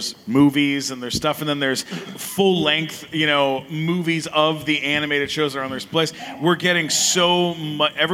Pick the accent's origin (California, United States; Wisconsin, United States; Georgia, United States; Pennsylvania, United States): California, United States; Eagle Rock; I'm from Eagle Rock.